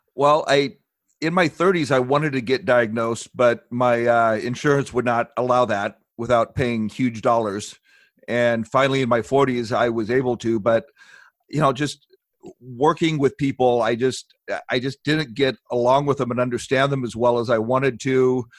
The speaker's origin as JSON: {"language": "English", "town": "Long Beach", "region": "California", "country": "United States", "tie": "born or raised there", "moved": "as an adult", "lives_now": "Ozarks, United States", "said": "I spent most of my life growing up in Long Beach, California"}